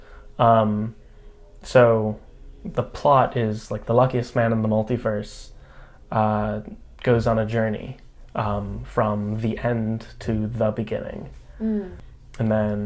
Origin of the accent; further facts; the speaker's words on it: New York, United States; moved away as an adult; also born or lived in Berkeley, California / Ann Arbor / Wisconsin; now in Oakland, United States; I was born and raised in New York